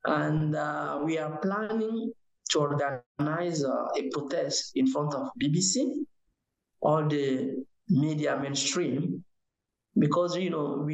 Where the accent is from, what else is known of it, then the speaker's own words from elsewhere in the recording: Niger; now in United Kingdom; I'm from Niger